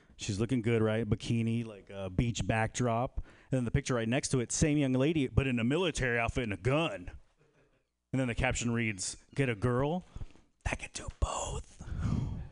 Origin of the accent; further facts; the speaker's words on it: Bay Area, California, United States; now in Texas, United States; originally from the Bay Area, and I think it's because I'm from the Bay Area